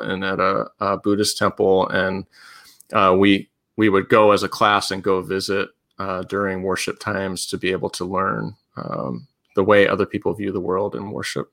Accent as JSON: {"language": "English", "region": "Pennsylvania", "country": "United States", "tie": "born or raised there", "also_born_or_lived": "Colorado / Tennessee / Georgia / Kentucky", "moved": "yes", "lives_now": "Indiana, United States", "said": "I grew up in Pennsylvania"}